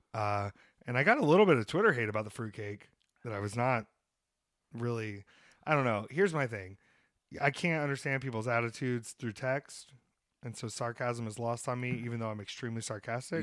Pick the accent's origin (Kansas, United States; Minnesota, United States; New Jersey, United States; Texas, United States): New Jersey, United States; Williamstown; My hometown, Williamstown